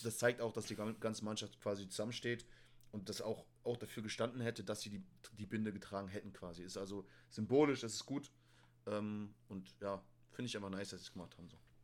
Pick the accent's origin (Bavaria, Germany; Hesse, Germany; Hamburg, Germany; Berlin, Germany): Hamburg, Germany; moved away; in Hamburg, da wo ich herkomme